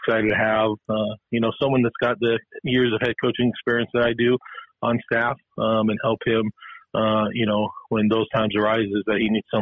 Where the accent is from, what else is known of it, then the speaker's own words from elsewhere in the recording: Helena, Montana, United States; Carroll, my hometown.